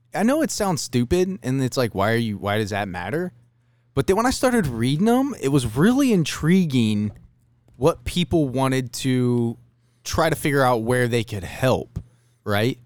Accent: Ohio, United States; I'm from Ohio.

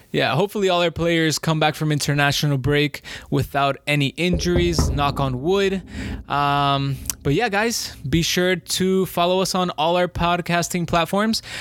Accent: Colombia; I'm from Colombia

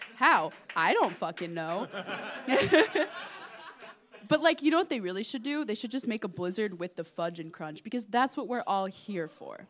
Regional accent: Midwest, United States; I'm a Midwesterner.

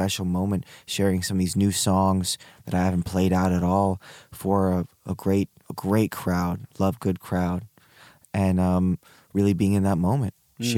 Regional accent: Hong Kong; born there; I was born in Hong Kong, but before that, my parents lived in Peru.

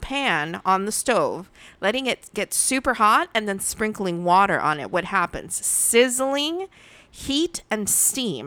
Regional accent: United States; born or raised there

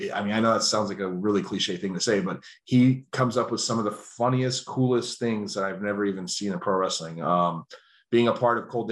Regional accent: Simi Valley, California, United States; my hometown of Simi Valley, California

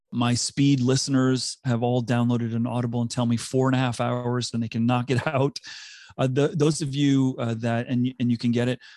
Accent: South Africa; accent: South African; moved away; also born or lived in United States / Singapore / Vancouver; I grew up in South Africa. I had to adapt and was m, teased mercilessly when I moved to the U S 'cause I had a very strong South African accent.

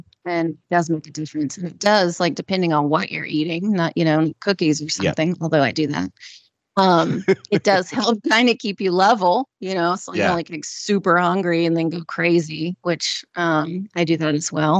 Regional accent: the South, United States; I'm from the South.

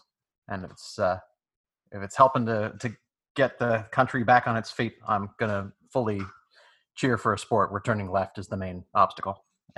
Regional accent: Toronto, Ontario, Canada; now in Durham, United States; I live in Durham, North Carolina. I grew up in Toronto. I've been kind of all over the map, both with where I've lived

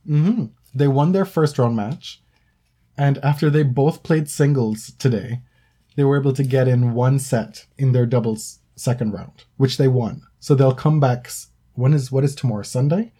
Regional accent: Jamaica; moved away as an adult; now in North America; I lived in Jamaica for the first 18 years of my life. And I've been in North America now for I guess I'm going to date myself now for 13 years.

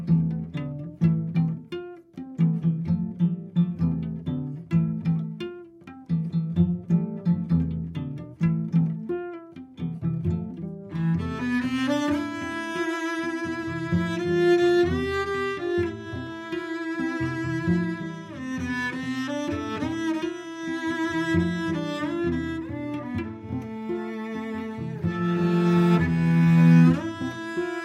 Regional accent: United States; moved away as an adult; now in Germany; I grew up in the United States

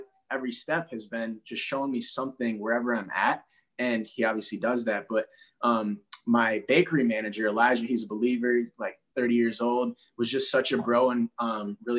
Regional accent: Minneapolis, Minnesota, United States; I'm from Minneapolis, St. Paul, Twin Cities.

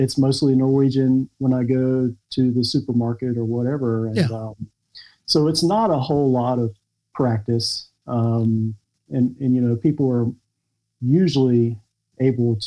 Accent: Wilmington, North Carolina, United States; moved away as an adult; also born or lived in Kona, Hawaii / Atlanta; now in Norway; my hometown, Wilmington, North Carolina

